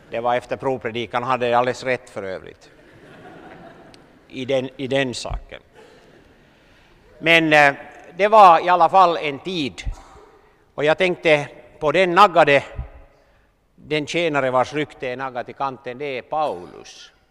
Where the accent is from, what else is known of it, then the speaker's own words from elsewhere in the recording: Southern Finland, Finland; moved away; Det var lite Kilimanjaro för mig när jag kom från södra Finland.